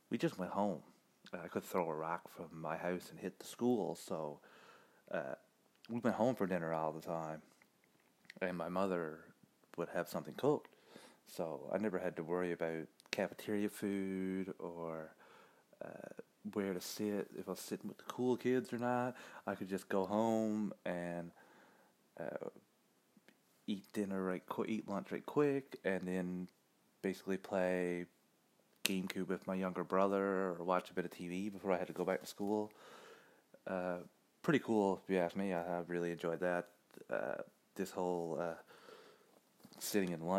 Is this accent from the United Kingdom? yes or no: no; Canada; as a Canadian